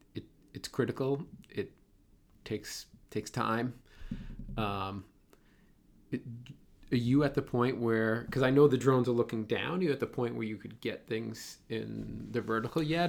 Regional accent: Boston, Massachusetts, United States; accent: Boston; my Boston accent

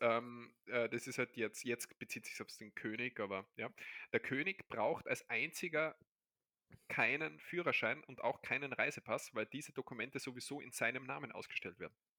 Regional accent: Austria; also born or lived in Barcelona; bei uns der ORF

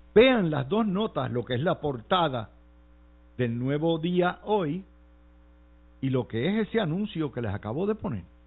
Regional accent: Cidra, Puerto Rico; mi pueblo de Sidra

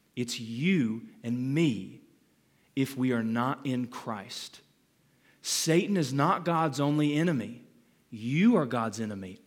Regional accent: Calhoun, Georgia, United States; I was born in Calhoun, um, thirty minutes up the road from here

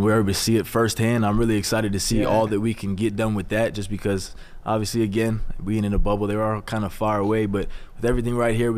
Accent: Mount Laurel, New Jersey, United States; I'm from Mount Laurel, New Jersey

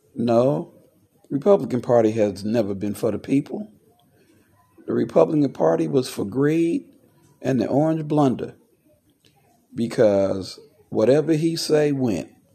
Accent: United States; an American veteran, I look at the fact that I put on a a uniform to stand for the country I was born

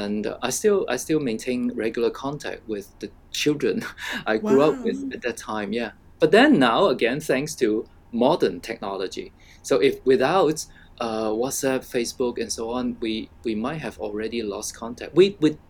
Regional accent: Hong Kong; I grew up in what we call resettlement estate in Hong Kong.

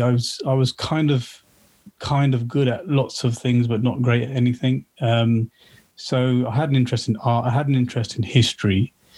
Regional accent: Slough, South East England, United Kingdom; also born or lived in Watford; I grew up in Slough

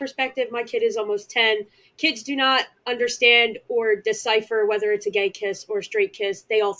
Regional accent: Philadelphia, Pennsylvania, United States; I am from Philly

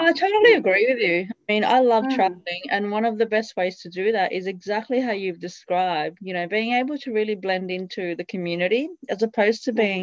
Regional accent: Italy; I grew up in Italy

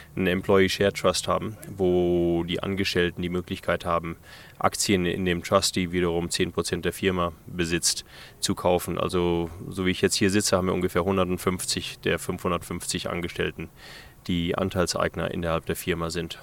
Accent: Namibia; also born or lived in Germany; das ist auf jeden Fall meine Heimat hier

